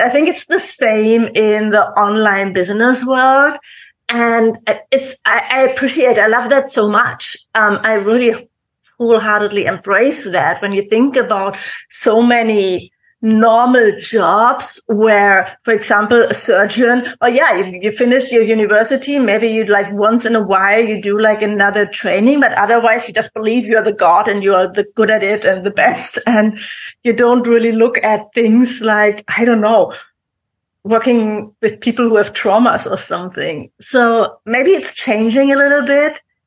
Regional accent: Germany; English is a second language; we're both from Germany

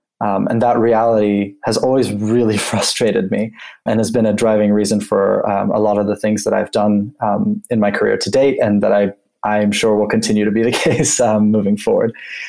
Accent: Geneva, Switzerland; before that, I grew up in Geneva, Switzerland. And being from there, my parents worked at the UN, and sort of coming from a UN family

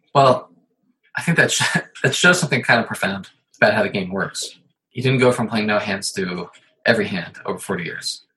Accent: Ohio, United States; now in New York, United States; I'm from Ohio

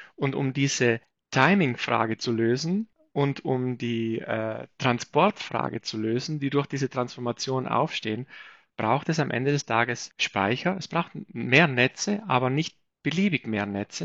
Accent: South Tyrol, Trentino-Alto Adige, Italy; Ich bin selbst aus Südtirol

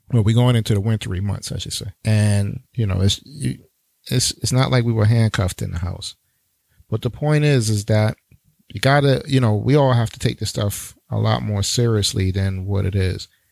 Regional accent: New York City, New York, United States; New York, my hometown, New York City, Brooklyn all day

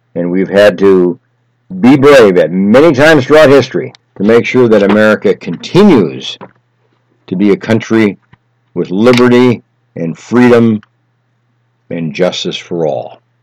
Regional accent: United States

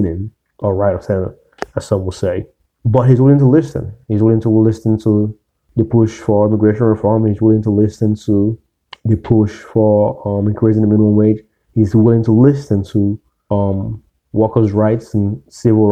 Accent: the South, United States; I grew up in the South

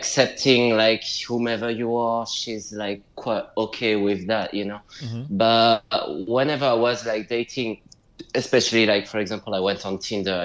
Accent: United Kingdom; also born or lived in France / London; I'm a British-French writer, but more British than French. I'm living in London, so United Kingdom.

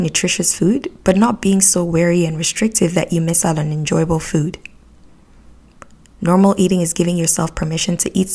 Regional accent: Nigeria; moved away as an adult; now in Canada; when I was growing up in Nigeria

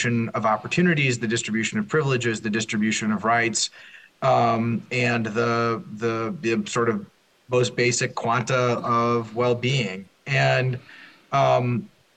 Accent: Minneapolis, Minnesota, United States; I grew up in an affluent suburb of Minneapolis

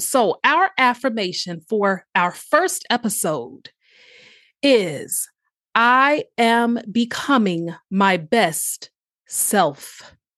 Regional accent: Chesapeake, Virginia, United States; also born or lived in Norfolk, Virginia; born in Norfolk, Virginia, raised in a city called Chesapeake

